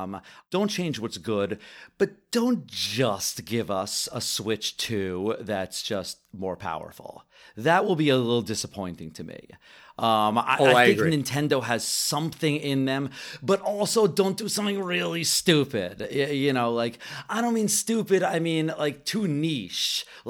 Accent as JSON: {"language": "English", "country": "Canada", "said": "I am over Canadian."}